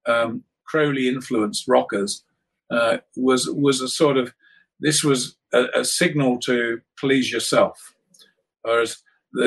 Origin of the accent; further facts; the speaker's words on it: United Kingdom; growing up in Britain